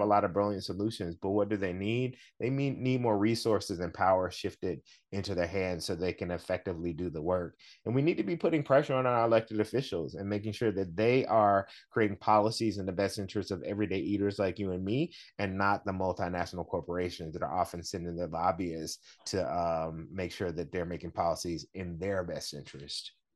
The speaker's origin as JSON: {"language": "English", "region": "the South", "country": "United States", "said": "I'm from the South"}